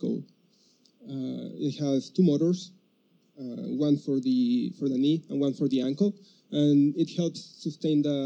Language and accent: English; Mexico; moved away as an adult; now in Dallas, United States; I come from Mexico